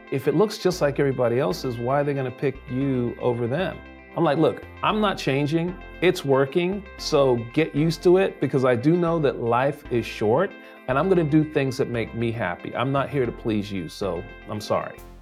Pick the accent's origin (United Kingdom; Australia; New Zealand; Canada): United Kingdom; London; now in United States; I was born in London, England